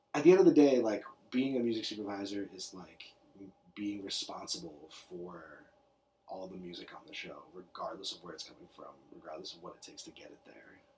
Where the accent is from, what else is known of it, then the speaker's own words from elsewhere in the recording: New York City, New York, United States; I was born in New York City. Uh, born and raised.